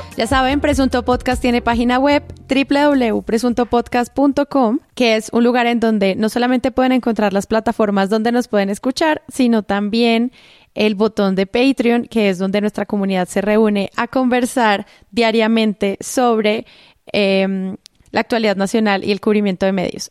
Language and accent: Spanish; Colombia; accent: paisa; mi acento real es paisa y en mi suprema, no sé, arrogancia mental, hablo rolo